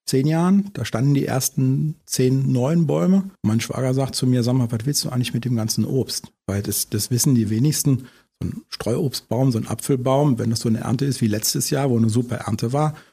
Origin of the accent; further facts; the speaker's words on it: Harz, Germany; Ich komme ja aus dem Harz und nicht aus der Eifel.